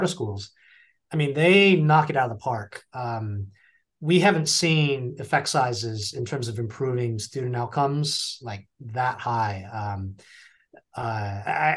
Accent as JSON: {"language": "English", "region": "California", "country": "United States", "tie": "born or raised there", "said": "I grew up in California"}